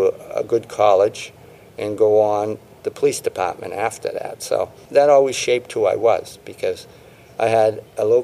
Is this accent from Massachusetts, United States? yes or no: yes; Boston, Massachusetts, United States; I grew up in South Boston, where Whitey Bulger was.